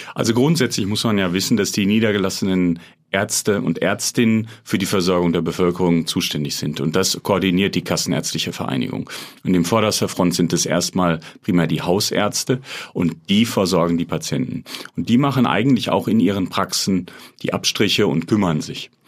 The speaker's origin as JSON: {"language": "German", "town": "Dortmund", "region": "North Rhine-Westphalia", "country": "Germany", "also_born_or_lived": "Münster", "said": "ich bin Dortmunder"}